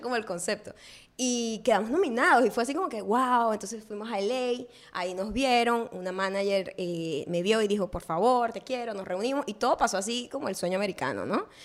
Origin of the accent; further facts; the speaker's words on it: Venezuela; moved away; yo nunca fui profeta en mi tierra